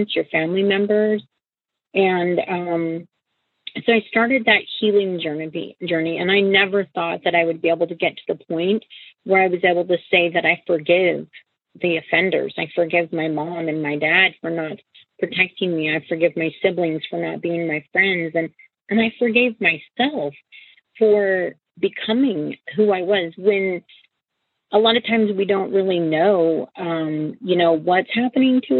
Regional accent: Washington, United States; also born or lived in Vancouver, Washington; I grew up in Cairns, Washington, and I live in Vancouver, Washington currently

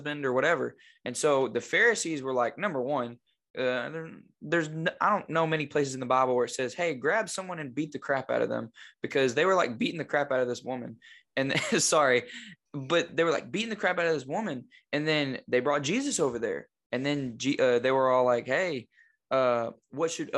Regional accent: Batesville, United States; moved away as an adult; now in Jonesboro, United States; we're both from Batesville, but we're not in Batesville, thank goodness. Like, we're out. I'm in Jonesboro

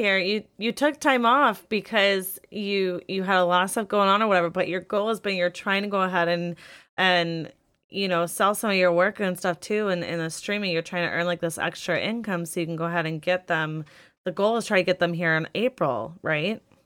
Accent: Midwest, United States; I'm from the Midwest, it's nothing but humidity

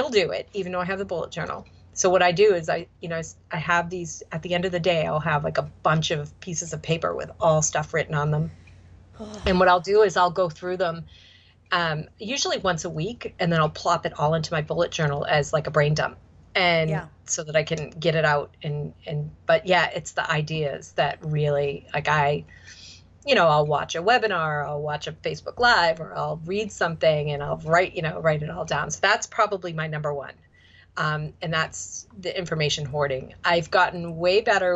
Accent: Boston, Massachusetts, United States; accent: Boston; my Boston accent

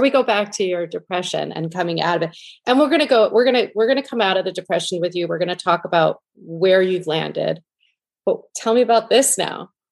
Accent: New York, United States; I grew up in New York listening to him on um, K Rock

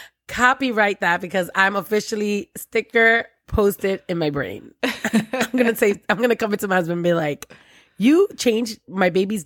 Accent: New York City, New York, United States; accent: Brooklyn; Yes, I'm from Brooklyn.

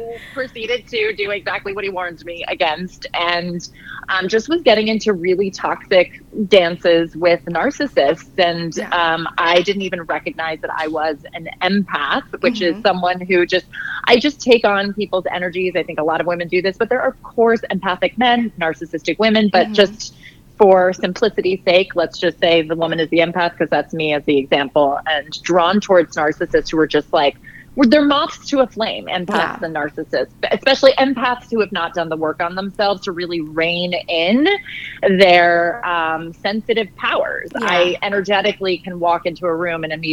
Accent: Ireland; I'm an Irish girl.

